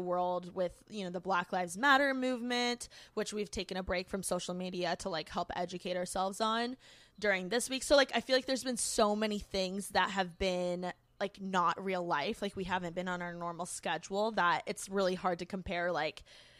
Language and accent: English; Bloomington, Indiana, United States; now in Los Angeles, United States; I moved from Bloomington, Indiana. I'm a Midwest girl at heart. Go Hoosiers.